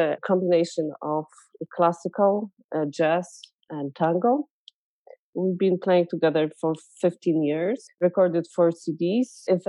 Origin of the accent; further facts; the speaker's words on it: Sopot, Pomeranian Voivodeship, Poland; moved away as an adult; also born or lived in Poznań / Egypt; now in Edmonton, Canada; I am a violinist, raised and educated in Poland. I grew up in Sopot and went to music school in Gdańsk.